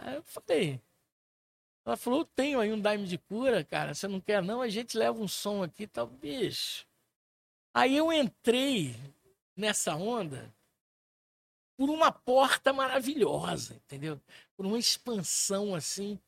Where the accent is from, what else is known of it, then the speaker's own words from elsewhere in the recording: Pirapora, Minas Gerais, Brazil; Eu morava mais ou menos na idade dele. Eu, eu morava em Pirapora, Minas Gerais